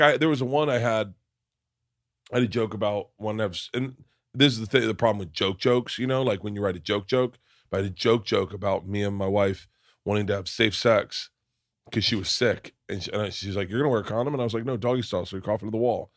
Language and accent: English; Florida, United States; growing up in Florida